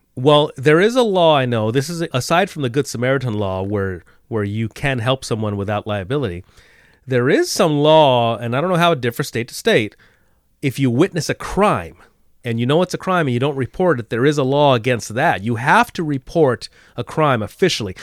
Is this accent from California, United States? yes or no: yes; California, United States; as a West Coaster, as a Californian